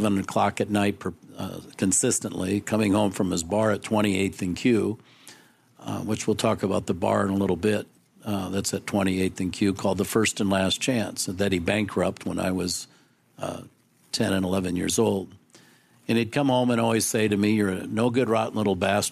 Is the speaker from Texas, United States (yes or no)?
no; Council Bluffs, Iowa, United States; I was born in Council Bluffs, Iowa